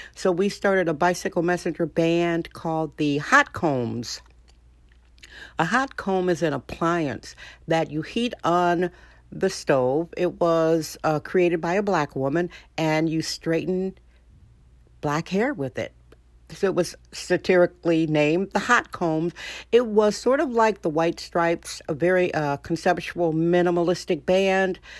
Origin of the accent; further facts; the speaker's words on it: Wisconsin, United States; now in San Francisco, United States; I'm from Wisconsin originally, so this type of weather is good